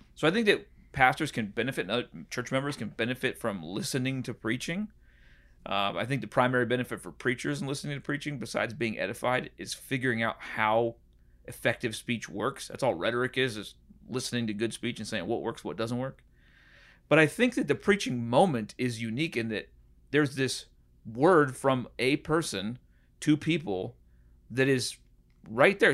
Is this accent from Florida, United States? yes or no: no; Puget Sound area, Washington, United States; moved away; also born or lived in San Diego, California / Nashville, Tennessee / Chicago; I grew up in kind of San Diego and then in, uh, the Puget Sound area in Washington.